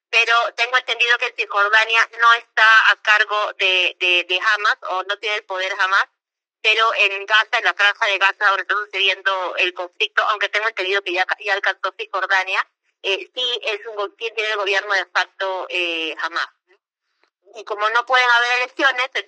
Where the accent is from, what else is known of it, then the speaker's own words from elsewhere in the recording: Peru; como peruana, eh, que, ha, bueno, yo no, yo era muy muy chica cuando pasó eh, todo el tema del conflicto interno